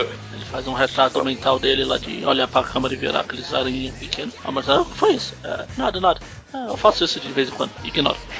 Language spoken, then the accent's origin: Portuguese; Ceará, Brazil; eu também sou cearense